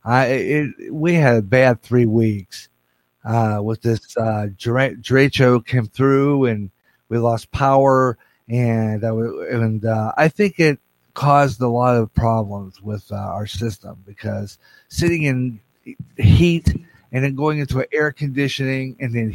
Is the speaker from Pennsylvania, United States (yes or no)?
yes; Pittsburgh, Pennsylvania, United States; also born or lived in Sewickley, Pennsylvania; now in Clinton, United States; when I was a kid, living in Pittsburgh. I'm from Pittsburgh